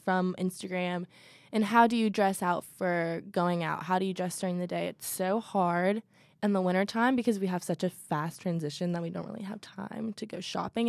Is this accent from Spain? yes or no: no; Louisville, Kentucky, United States; I'm from Louisville, so go Cards. Um, born and raised in Louisville